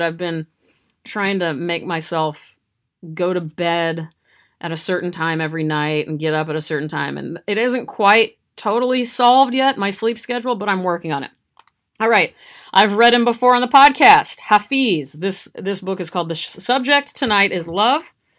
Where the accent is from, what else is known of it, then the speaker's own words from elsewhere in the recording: Nebraska, United States; I'm from Nebraska.